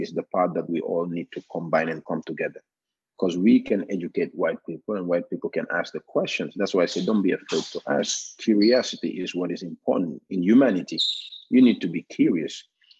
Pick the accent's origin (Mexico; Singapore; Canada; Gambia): Gambia; English is the official written language in Gambia. We have Wolof, which is the second most spoken